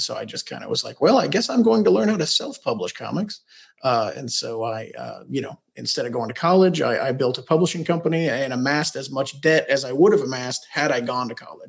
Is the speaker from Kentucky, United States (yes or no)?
yes; Kentucky, United States